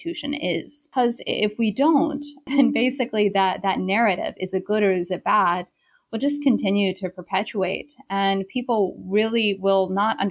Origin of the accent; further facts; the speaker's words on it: South Carolina, United States; moved away as an adult; also born or lived in Beijing, China; I'm originally from South Carolina, and I did my undergraduate in South Carolina at Wofford College